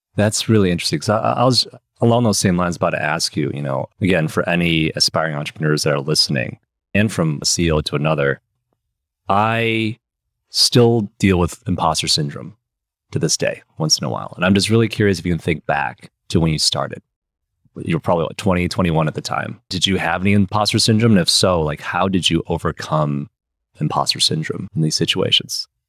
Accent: Michigan, United States; moved away; also born or lived in Los Angeles, California; I grew up in Michigan and I moved to Michigan kind of at a similar age as you um, uh, at when I was seven.

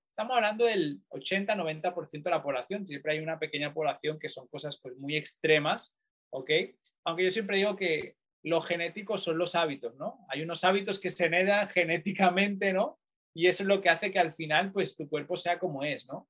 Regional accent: Barcelona, Catalonia, Spain; moved away as an adult; now in Manchester, United Kingdom; yo soy español, eh, concretamente de Barcelona

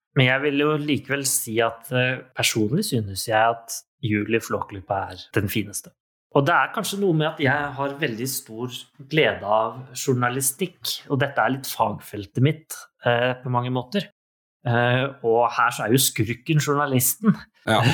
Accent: Norway; Vi er nordmenn.

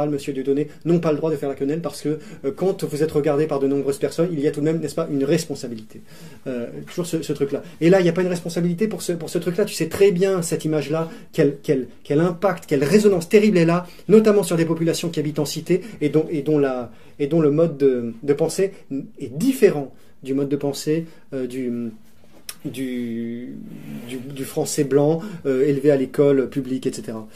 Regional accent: Algeria; parce que nous, ne je te parle en tant qu'Algérien, il y avait comme un passé colonial

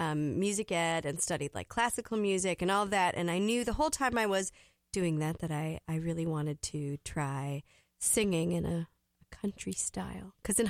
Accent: Falcon Heights, Minnesota, United States; also born or lived in Nashville, United States; now in Roseville, United States; Originally Northeast Minneapolis.

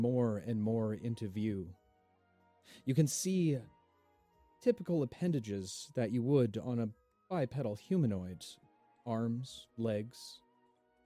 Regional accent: Canada; accent: thick Canadian; It's my thick Canadian accent.

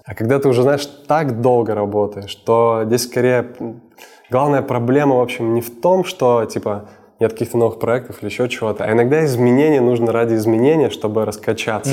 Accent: Sakhalin Oblast, Russia; moved away as an adult; now in Moscow, Russia; Я родился на Сахалине.

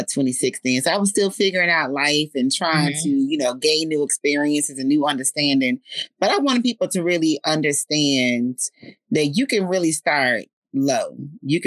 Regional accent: Fort Worth, Texas, United States; I'm originally from Fort Worth

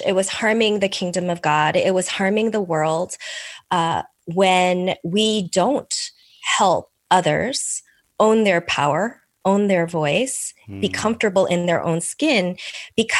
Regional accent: United States; first language Korean; English is a second language; also born or lived in South Korea; I'm Korean American. I am an immigrant. I came when I was 8 months old with my parents, and my first language was not English. It was Korean

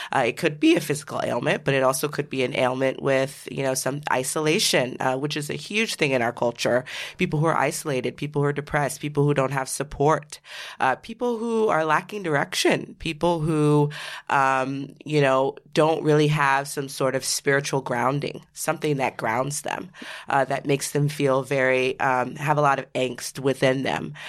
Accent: Seattle, Washington, United States; I grew up in Seattle, Washington

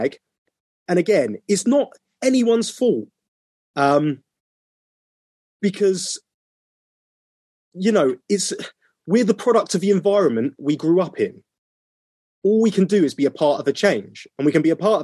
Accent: United Kingdom; a person of color growing up in the United Kingdom

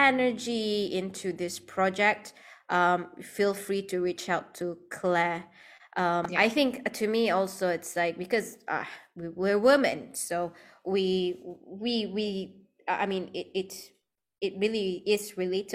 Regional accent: Sarawak, Malaysia; now in Klang Valley, Malaysia; in my hometown, I actually, like, I'm from Sarawak

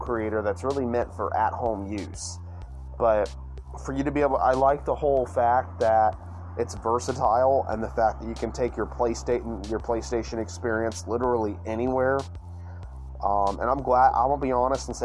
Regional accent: Yazoo City, Mississippi, United States; also born or lived in Lyman, Mississippi; growing up in Yazoo City, Mississippi

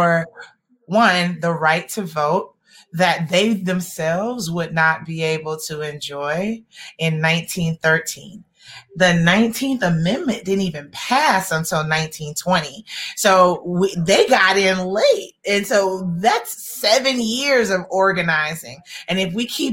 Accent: Atlanta, Georgia, United States; I grew up in Atlanta, and as you all probably know, we are raised on a steady diet of King quotes

